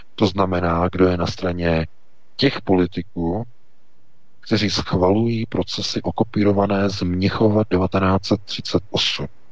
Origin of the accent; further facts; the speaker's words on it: Czechia; my jako Češi máme právo na eh, naše pohraničí